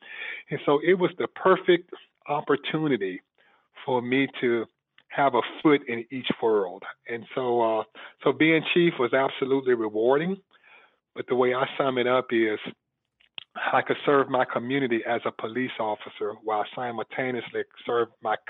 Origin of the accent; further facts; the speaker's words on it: Birmingham, Alabama, United States; I was born and raised in Birmingham, of course, a city that's famously known for the civil rights struggle